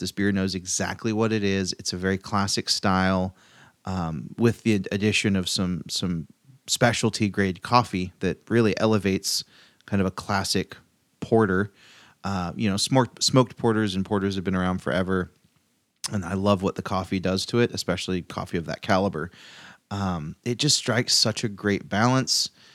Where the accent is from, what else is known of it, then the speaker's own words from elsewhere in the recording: Chico, California, United States; in my hometown